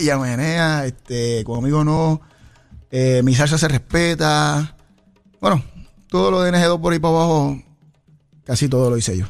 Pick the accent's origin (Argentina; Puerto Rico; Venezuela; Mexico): Puerto Rico; Ponce; yo soy de Ponce, natural de Ponce